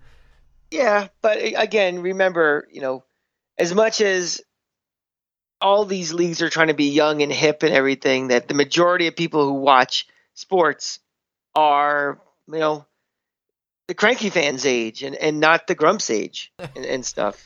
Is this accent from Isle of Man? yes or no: no; New York, United States; as a Giant fan and as a New Yorker